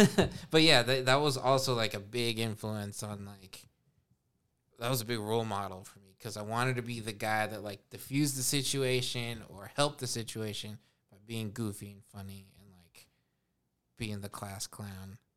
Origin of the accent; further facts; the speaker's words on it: Los Angeles, California, United States; also born or lived in Spokane, Washington; my mom and I moved here